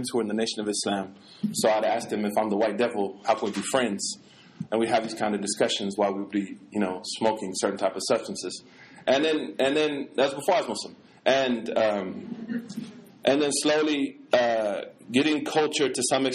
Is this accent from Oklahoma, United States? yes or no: yes; Oklahoma, United States; also born or lived in St. Louis; I'm from Oklahoma